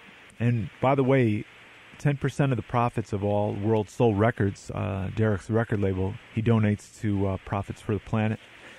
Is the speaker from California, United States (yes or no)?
no; New Jersey, United States; born there; I was born in New Jersey too, so